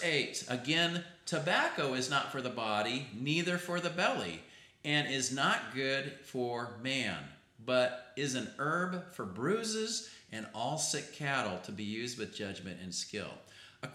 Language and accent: English; Utah, United States; I'm from Utah